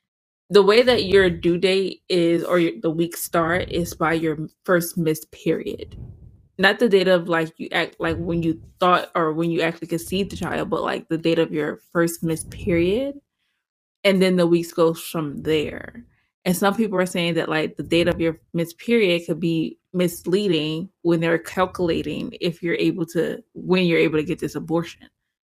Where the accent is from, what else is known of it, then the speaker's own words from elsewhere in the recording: the South, United States; I'm a Southerner. I have that ingrained in my head.